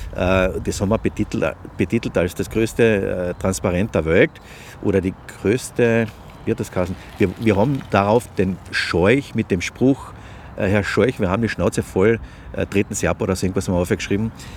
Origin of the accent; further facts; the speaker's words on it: Klagenfurt, Carinthia, Austria; ich komme aus Klagenfurt